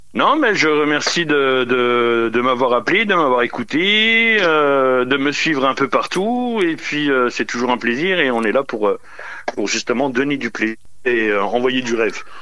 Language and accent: French; Sedan, Grand Est, France; à l'origine, euh, je suis du Nord-Est. Je suis euh, de Sedan, et, à côté de Charleville-Mézières